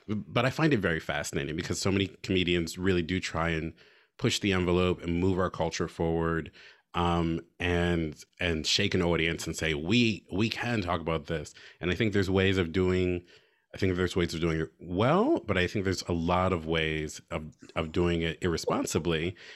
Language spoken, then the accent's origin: English; United States; as an American, as a citizen